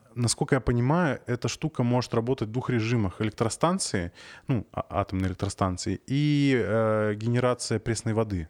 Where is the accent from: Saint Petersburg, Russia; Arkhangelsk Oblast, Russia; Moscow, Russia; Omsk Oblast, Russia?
Arkhangelsk Oblast, Russia; Я просто сам из Архангельской области